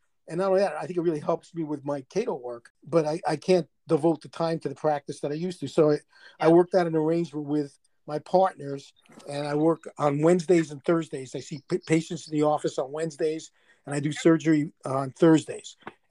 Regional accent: New York City, New York, United States; accent: New York; moved away as an adult; now in Arizona, United States; I'm originally from Brooklyn.

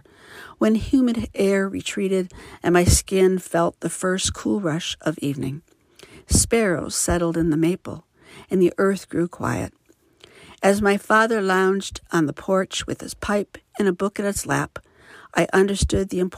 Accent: Midwest, United States; now in Livermore, United States; I was raised in the Midwest and currently reside in Livermore, California.

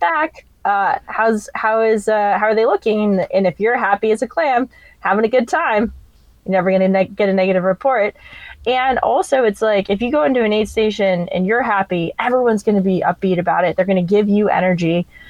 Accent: Vermont, United States; moved away as an adult; also born or lived in Hawaii / Italy / Florida; now in San Diego, United States; I grew up in Vermont, and then actually moved to Hawaii for a teaching job for three years.

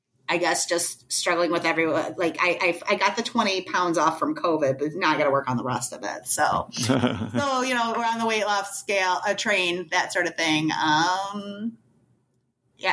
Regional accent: Detroit, Michigan, United States; I grew up in Detroit

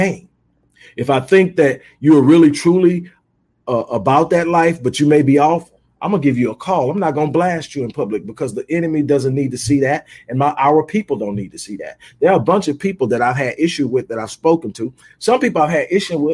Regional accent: Houston, Texas, United States; now in Houston, United States; I'm originally from Houston, but I've lived in a lot of different places

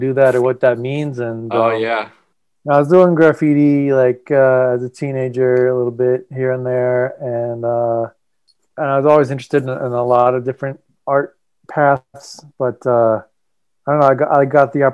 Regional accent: New Hampshire, United States; I grew up in New Hampshire

